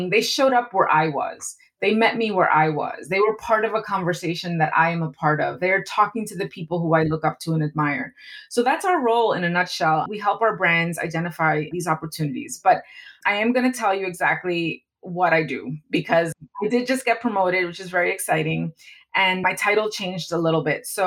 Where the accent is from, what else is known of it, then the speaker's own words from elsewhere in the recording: East Coast, United States; I'm Latina, but I'm very different from a Latina from the West Coast. I'm from the East Coast.